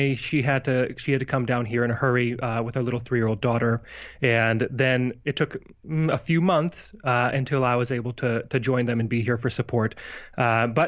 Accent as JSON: {"language": "English", "town": "Missoula", "region": "Montana", "country": "United States", "tie": "born or raised there", "moved": "yes", "lives_now": "Las Vegas, United States", "said": "I grew up in Missoula, Montana, small place, gosh, then 70,000-ish people"}